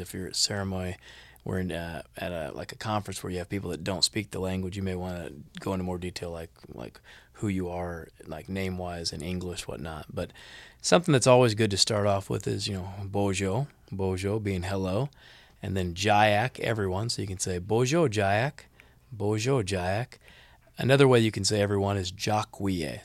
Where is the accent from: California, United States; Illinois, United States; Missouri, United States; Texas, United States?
Missouri, United States; Kansas City; moved away as an adult; now in Shawnee, United States; I grew up in Kansas City, Missouri